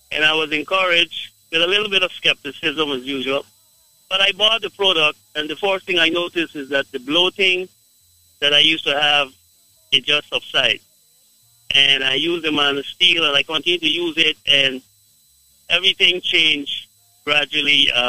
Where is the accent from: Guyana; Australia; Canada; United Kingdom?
Guyana; I am from Guyana, but uh, I have uh, my wife is from Jamaica.